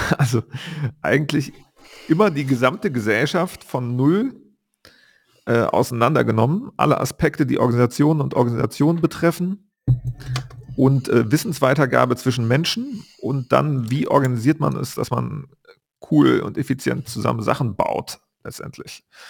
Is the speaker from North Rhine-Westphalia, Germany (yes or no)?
yes; Bonn, North Rhine-Westphalia, Germany; moved away; seitdem ich meine Heimatstadt Bonn verlassen habe